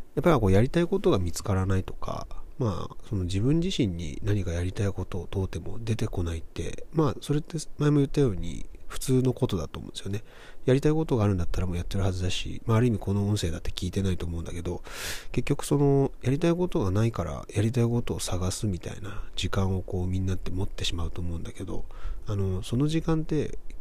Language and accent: Japanese; Kobe, Hyogo, Japan; 僕だったら1986年生まれですけど、1986年生まれの神戸出身の